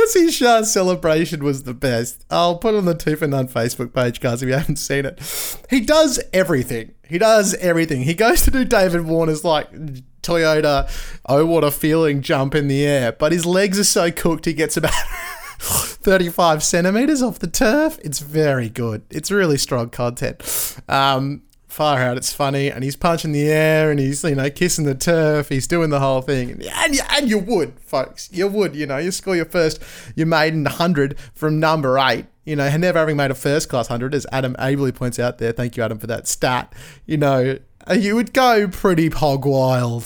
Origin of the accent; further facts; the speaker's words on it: Australia; as an Australian